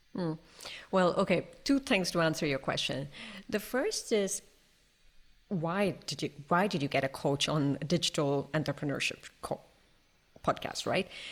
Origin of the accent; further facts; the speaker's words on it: India; now in Toulouse, France; I'm Indian. I live in France, in Toulouse, in the southwest of France.